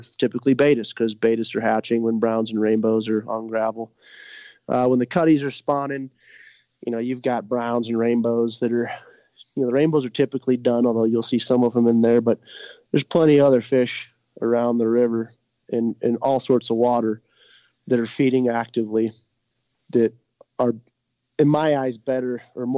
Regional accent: Missouri, United States; moved away; I'm from Missouri, you know, as I said, and bow fishing and spear fishing kind of runs deep in my blood

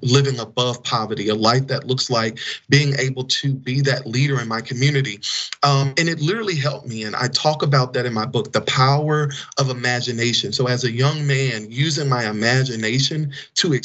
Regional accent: Fayette, Mississippi, United States; now in Washington, D.C., United States; my hometown of Fayette, Mississippi

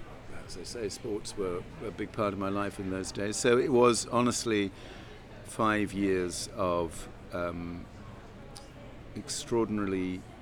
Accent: London, United Kingdom; London. Hampstead. Lovely childhood. Uncomplicated, happy. 400 yards away from Hampstead Heath.

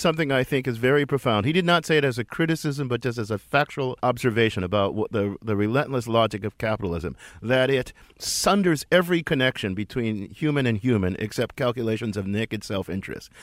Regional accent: Midwest, United States; son of the Midwest

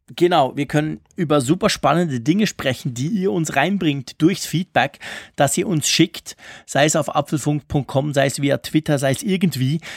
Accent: Zurich, Switzerland; Bei uns in Zürich

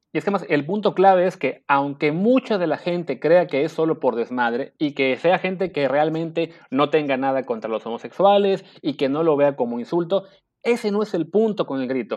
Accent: Mexico

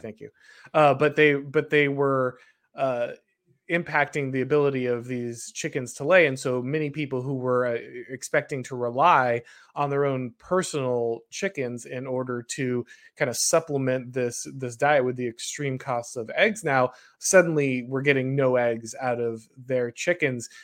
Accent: the South, United States; I'm from the South

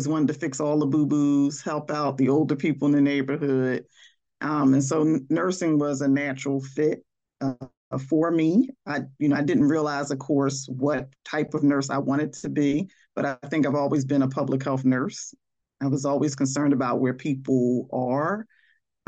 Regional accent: Philadelphia, Pennsylvania, United States; growing up in West Philadelphia

